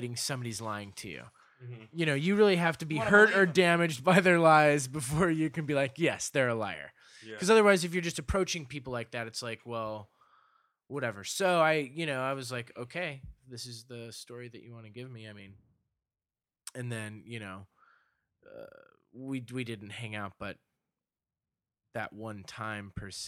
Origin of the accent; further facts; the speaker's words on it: Denver, Colorado, United States; moved away as an adult; also born or lived in Boulder, Colorado; now in Los Angeles, United States; I was born in Denver, raised in the suburbs